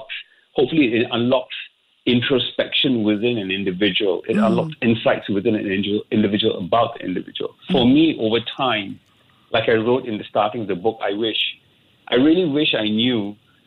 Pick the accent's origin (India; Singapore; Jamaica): Singapore; I grew up in Singapore. I didn't do much traveling out of Singapore